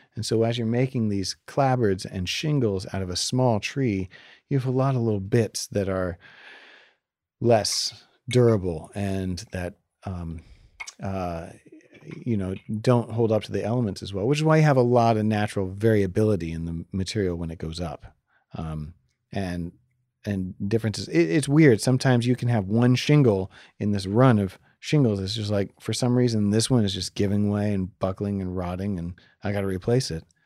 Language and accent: English; Maine, United States; We're from Maine